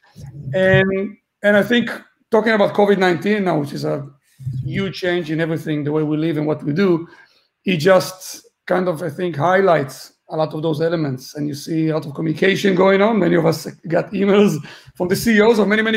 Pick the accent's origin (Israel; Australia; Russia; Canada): Israel; also born or lived in Gibraltar / London / Berlin / Malta; now in Dublin, Ireland; I'm originally from Israel